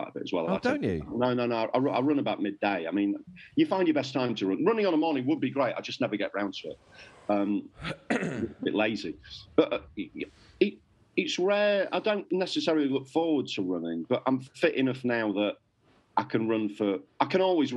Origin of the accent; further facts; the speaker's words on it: Northallerton, Yorkshire and the Humber, United Kingdom; moved away as an adult; also born or lived in Manchester; now in London, United Kingdom; I was a kid from North Allerton